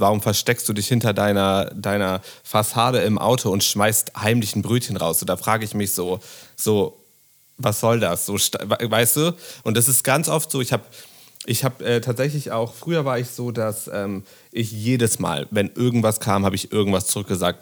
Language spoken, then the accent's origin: German; Bremen, Germany; now in Berlin, Germany; Ich bin damals nach ähm, Berlin gekommen, ich komme aus Bremen